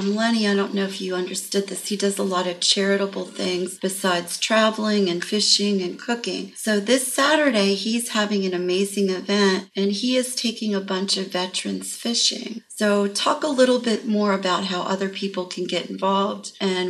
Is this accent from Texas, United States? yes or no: no; Maryland, United States; also born or lived in New Jersey; now in Palm Beach, United States; I'm from Maryland.